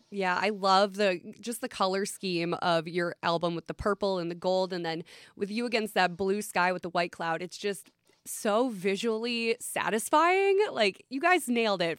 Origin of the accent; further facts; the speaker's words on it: Minnesota, United States; I am from Flatland, Minnesota